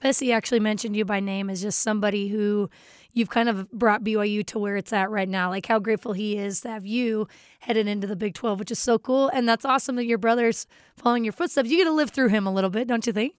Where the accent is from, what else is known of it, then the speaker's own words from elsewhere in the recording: Pleasant Grove, Utah, United States; my hometown of Pleasant Grove, Utah